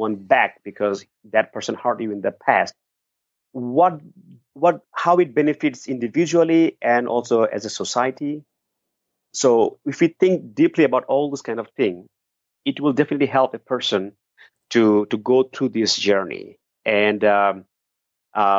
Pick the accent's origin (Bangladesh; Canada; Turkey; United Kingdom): Bangladesh; Dhaka, Dhaka Division; moved away as an adult; now in United States; I was born in Dhaka, the capital city of Bangladesh.